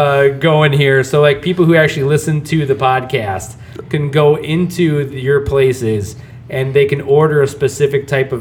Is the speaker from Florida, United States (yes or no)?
no; Northwest Indiana, United States; where are you from? I'm like, you know, Northwest Indiana.